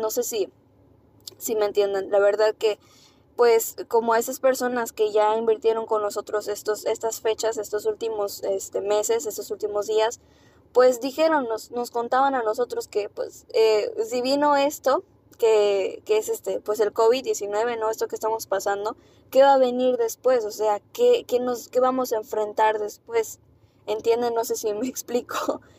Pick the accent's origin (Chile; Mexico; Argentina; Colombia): Mexico; así somos los mexicanos